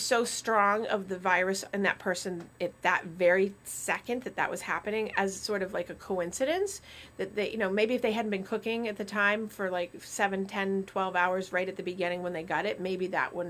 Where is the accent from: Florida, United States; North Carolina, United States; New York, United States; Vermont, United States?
Vermont, United States; Growing up in Vermont, I can detect like snow in the air